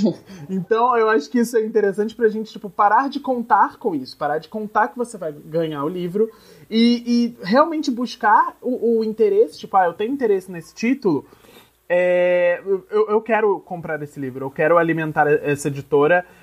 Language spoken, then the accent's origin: Portuguese; Nova Friburgo, Rio de Janeiro, Brazil; moved away; Friburgo, que é a minha cidade natal, que é uma cidade na região serrana do Rio